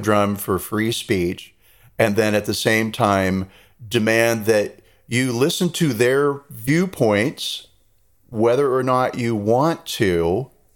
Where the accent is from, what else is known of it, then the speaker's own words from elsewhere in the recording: United States; moved away; the American there